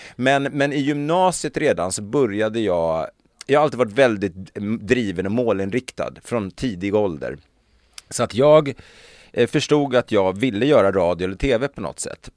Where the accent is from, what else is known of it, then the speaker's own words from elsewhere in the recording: Stockholm, Stockholm County, Sweden; jag kommer från Stockholm